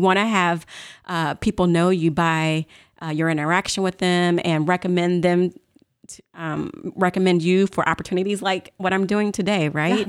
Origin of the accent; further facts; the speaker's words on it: St. Louis, Missouri, United States; I was born and raised in St. Louis